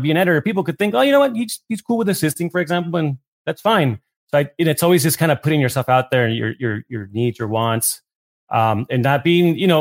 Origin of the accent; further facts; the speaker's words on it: Tijuana, Baja California, Mexico; also born or lived in New York; now in Los Angeles, United States; I grew up in Tijuana